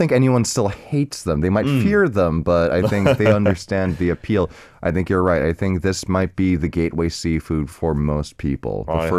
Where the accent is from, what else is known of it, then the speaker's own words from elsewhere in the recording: Arizona, United States; because I grew up cooking in Arizona among mostly Mexican chefs.